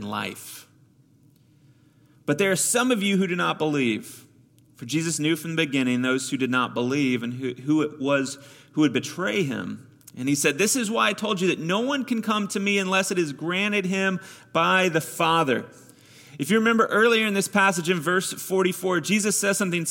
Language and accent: English; Missouri, United States; I grew up with him in Missouri